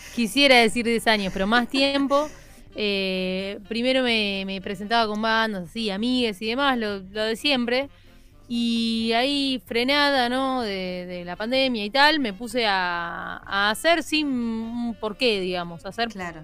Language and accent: Spanish; La Plata, Buenos Aires Province, Argentina; Yo soy de La Plata.